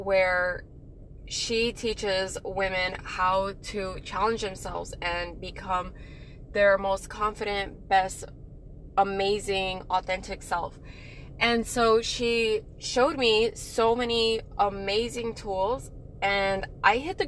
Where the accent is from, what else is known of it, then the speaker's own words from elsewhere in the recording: El Paso, Texas, United States; moved away as an adult; also born or lived in Moody Air Force Base, Georgia; when I got back to El Paso, Texas, my hometown